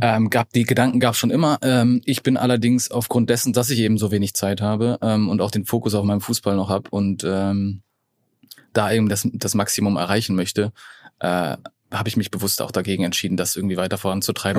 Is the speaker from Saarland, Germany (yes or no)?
no; Allgäu, Bavaria, Germany; moved away; also born or lived in Munich; ich bin ja im Allgäu aufgewachsen